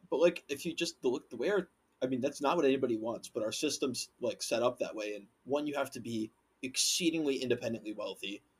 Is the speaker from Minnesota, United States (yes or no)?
yes; Waconia, Minnesota, United States; growing up in Waconia